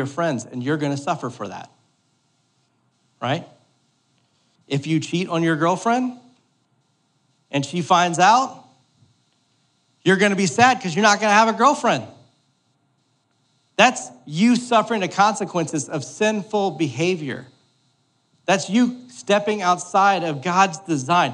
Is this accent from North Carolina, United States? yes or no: no; New Orleans, Louisiana, United States; I'm from New Orleans.